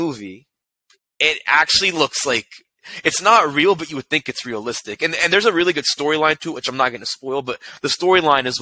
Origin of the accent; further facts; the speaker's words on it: Lexington, Kentucky, United States; my hometown of Lexington, Kentucky